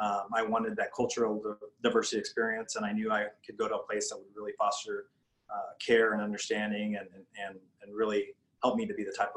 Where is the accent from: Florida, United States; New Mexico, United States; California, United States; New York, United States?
New Mexico, United States; Albuquerque; So I'm from Albuquerque, New Mexico.